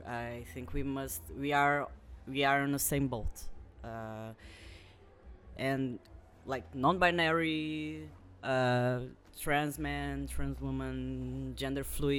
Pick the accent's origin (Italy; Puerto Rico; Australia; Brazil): Brazil; moved away; I was born in Brazil, so I'm still only Brazilian. I'm not a citizen, an European citizen.